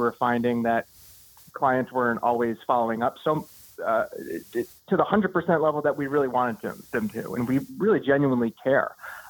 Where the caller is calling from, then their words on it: New Hampshire, United States; calling from up in New Hampshire